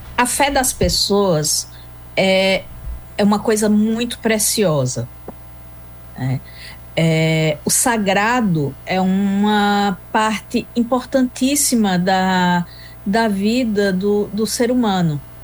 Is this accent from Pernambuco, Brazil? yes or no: yes; Arcoverde, Pernambuco, Brazil; also born or lived in Recife; Sou pernambucana. Hum. Nascida em Recife e criada em Arco Verde, de modo que Recife é um acidente e Arco Verde é coração.